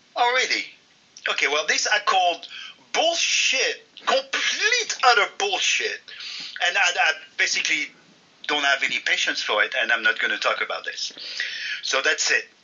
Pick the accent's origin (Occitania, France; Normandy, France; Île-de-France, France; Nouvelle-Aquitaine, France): Normandy, France; moved away as an adult; now in United States; I'm in my hometown in Normandy with my friends